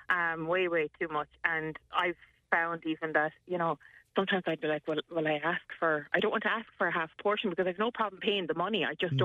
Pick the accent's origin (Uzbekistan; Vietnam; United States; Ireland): Ireland; it's probably in our nature as Irish people